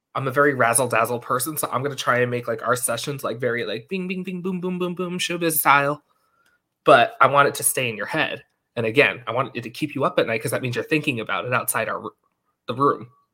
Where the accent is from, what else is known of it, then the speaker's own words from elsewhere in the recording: Long Island, New York, United States; accent: New York; we're both from Long Island